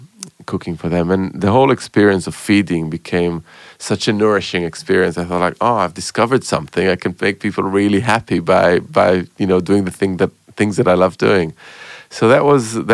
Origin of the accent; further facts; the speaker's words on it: Jerusalem, Jerusalem District, Israel; growing up in Jerusalem.